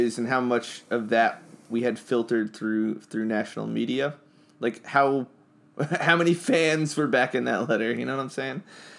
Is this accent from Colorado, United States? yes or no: no; New Jersey, United States; Growing up in New Jersey